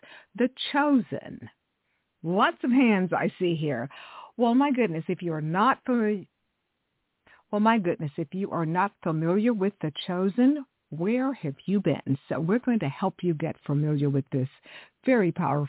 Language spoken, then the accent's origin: English; Texas, United States; I grew up in Texas